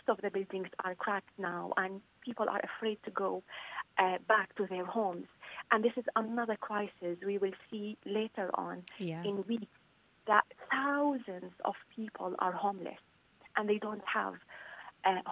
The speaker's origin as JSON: {"language": "English", "region": "northern Syria", "country": "Syria", "also_born_or_lived": "Ireland", "moved": "yes", "said": "I am from North Syria, and I have family in Latakia, in Idlib, and also in Aleppo."}